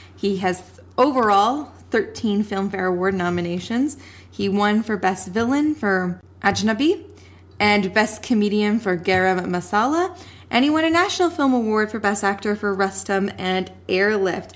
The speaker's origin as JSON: {"language": "English", "country": "Canada", "said": "we are not Indian, we are Canadian."}